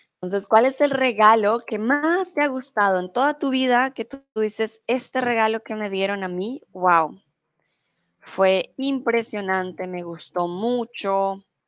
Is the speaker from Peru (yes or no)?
no; Colombia; also born or lived in Mexico; now in Germany